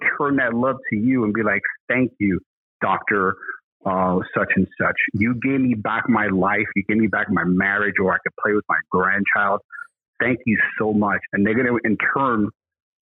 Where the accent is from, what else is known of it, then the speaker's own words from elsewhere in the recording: New York City, New York, United States; we're from Brooklyn